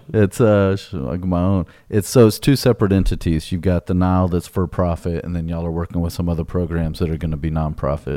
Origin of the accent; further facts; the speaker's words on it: Greatwood, Texas, United States; I grew up in Great Woods